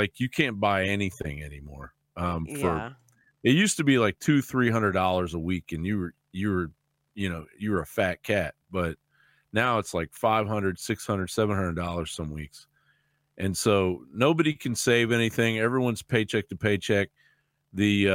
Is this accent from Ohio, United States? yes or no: no; Kentucky, United States; now in Texas, United States; when I grew up in Kentucky, I grew up in the South